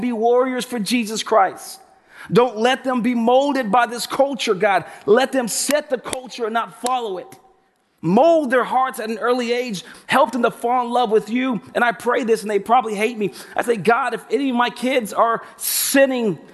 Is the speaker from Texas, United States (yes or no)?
yes; Pasadena, Texas, United States; also born or lived in Houston, Texas; I was born and raised in Pasadena, Texas.